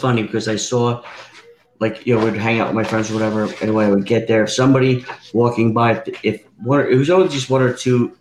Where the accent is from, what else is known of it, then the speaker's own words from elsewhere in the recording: Piscataway, New Jersey, United States; moved away; I'm originally from New Jersey